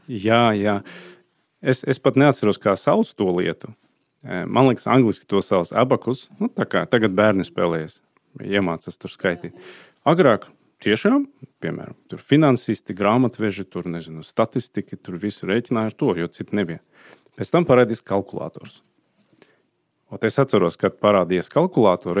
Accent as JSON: {"language": "Latvian", "country": "Azerbaijan", "tie": "born or raised there", "also_born_or_lived": "Sweden", "second_language": "Latvian", "moved": "as an adult", "lives_now": "Latvia", "said": "dzimtā puse man ir Azerbaidžāna"}